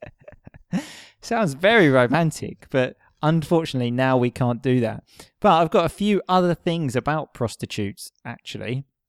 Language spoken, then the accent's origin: English; Essex, East of England, United Kingdom; where I'm from, which is Essex